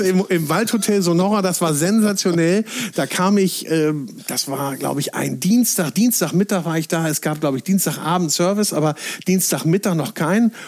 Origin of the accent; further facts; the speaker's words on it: Northern Germany, Germany; als Norddeutscher